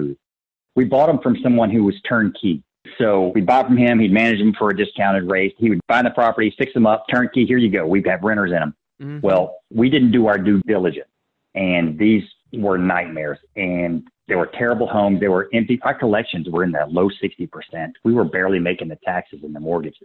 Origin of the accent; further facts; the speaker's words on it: Baton Rouge, Louisiana, United States; I grew up in Baton Rouge.